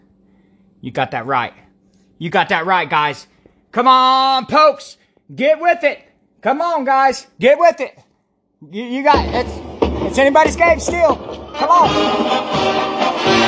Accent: Garber, United States; I am from Garber, you know, I came from Garber, you know, GHS is the best

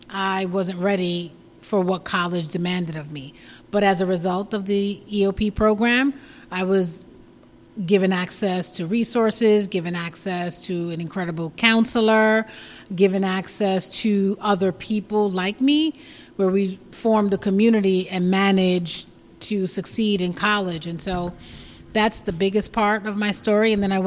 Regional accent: New York City, New York, United States; I was born and raised in Brooklyn, East New York, more specifically.

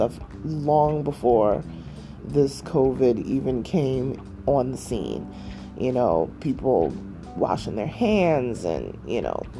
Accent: New York, United States; moved away; my hometown in New York

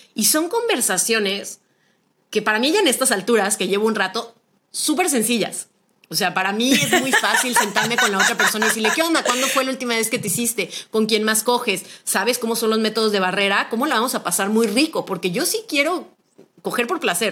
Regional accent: Guadalajara, Jalisco, Mexico; soy originaria de Guadalajara, Jalisco

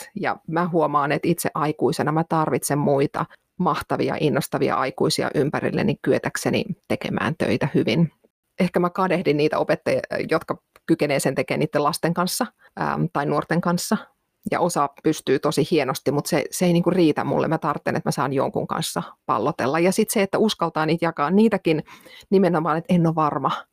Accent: Finland; moved away as an adult; mä oon muuttanut Suomesta pois

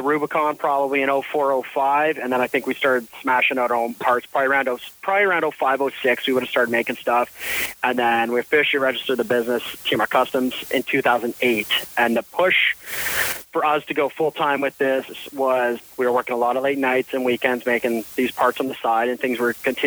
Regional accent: Ontario, Canada; We grew up here in Ontario

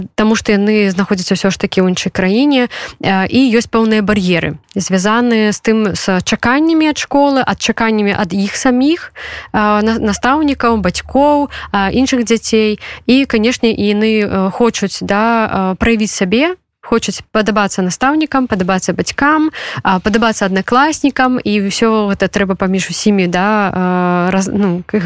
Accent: Belarus; now in Poland; мы беларусы гэта наши падзеі тым больш что мы зараз знаходзіимся в польльше

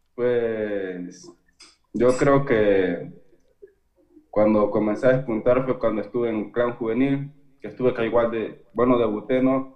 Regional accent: Imbabura, Ecuador; yo soy de Valle del Chota

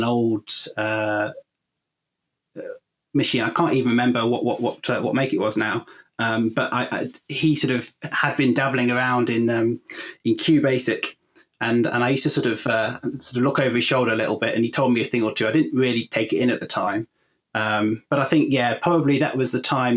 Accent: Warwickshire, West Midlands, United Kingdom; I grew up in Warwickshire, and I'm still in Warwickshire today

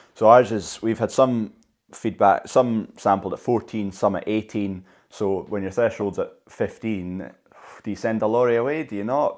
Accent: Scotland, United Kingdom

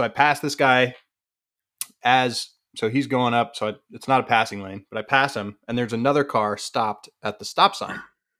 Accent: Colorado, United States; So I grew up in Colorado. Pretty conservative town.

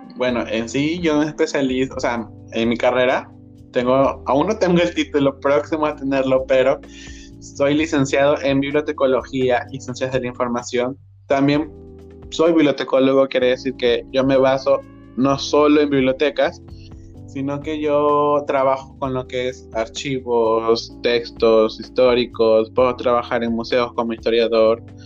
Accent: Ecuador; soy de Ecuador

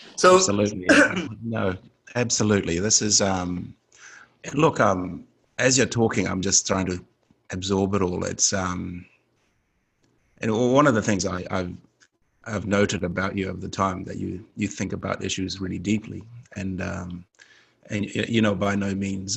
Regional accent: Fiji; I come from the Fijian Islands

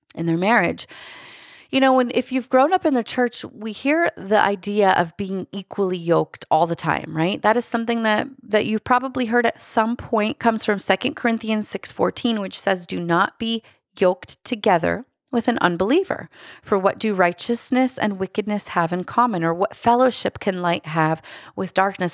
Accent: Lancaster, Pennsylvania, United States; I come from Lancaster, Pennsylvania

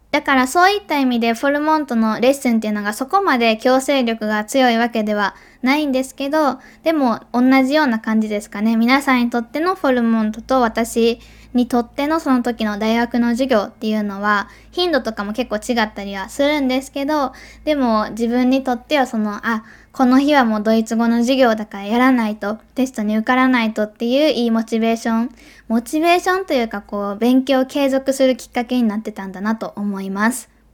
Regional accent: Kobe, Hyogo, Japan; moved away as an adult; also born or lived in Tokyo; now in Switzerland; 私が生まれ育った神戸っていう地元

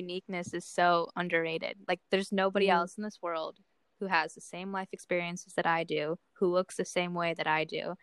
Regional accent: Omaha, Nebraska, United States; moved away as an adult; also born or lived in Melbourne, Australia / Toronto / Miami / Cleveland; now in New York City, United States; grew up in Omaha, Nebraska.

